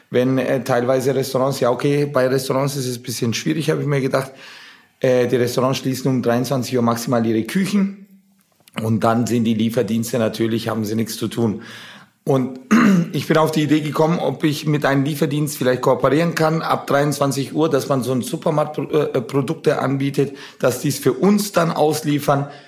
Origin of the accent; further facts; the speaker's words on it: Nuremberg, Bavaria, Germany; wir sind ja Nürnberger, wir sind aus Nürnberg. Apropos, Nürnberg hatte gestern, unsere Heimatstadt hatte gestern Geburtstag